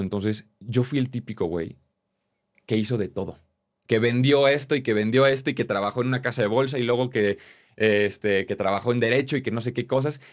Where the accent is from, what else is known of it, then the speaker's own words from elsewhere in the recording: Querétaro, Mexico; Yo soy de Querétaro, un lugar muy tradicional